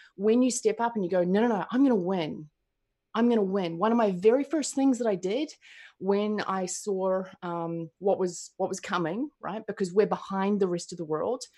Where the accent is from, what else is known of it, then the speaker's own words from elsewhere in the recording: New Zealand; I'm from New Zealand